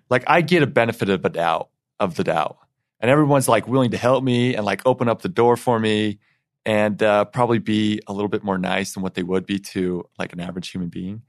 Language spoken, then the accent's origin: English; Eden, Utah, United States; I grew up in Eaton, Utah